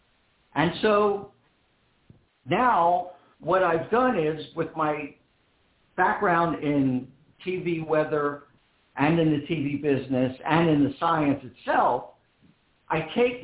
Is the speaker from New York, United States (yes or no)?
no; Philadelphia, Pennsylvania, United States; I'm born and raised in Philadelphia